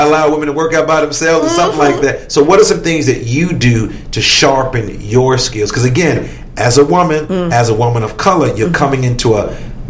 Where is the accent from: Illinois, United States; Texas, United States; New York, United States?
Illinois, United States; Chicago; you're from LA, I'm from Chicago.